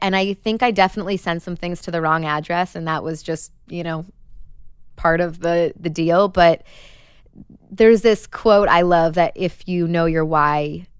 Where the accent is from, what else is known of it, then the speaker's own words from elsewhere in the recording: Chicago, Illinois, United States; First of all, it's so Midwest. I'm from Chicago, like a small town of 8,000 people outside of the city. And growing up, my mom sold mortgages.